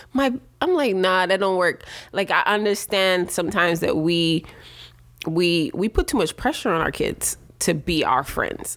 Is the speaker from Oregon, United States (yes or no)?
no; New York City, New York, United States; also born or lived in Jamaica; I was born in Brooklyn.